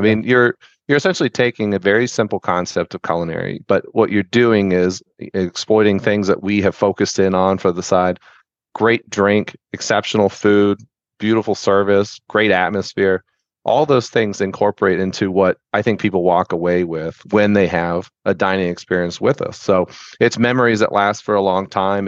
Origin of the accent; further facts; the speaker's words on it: Tampa, Florida, United States; also born or lived in Sarasota, Florida; I was born and raised in Tampa.